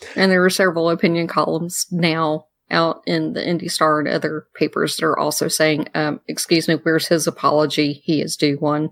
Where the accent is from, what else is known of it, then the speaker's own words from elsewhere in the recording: the South, United States; I'm a girl from the South